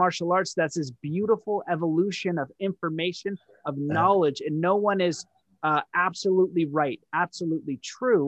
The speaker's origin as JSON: {"language": "English", "country": "Canada", "said": "I'm Canadian"}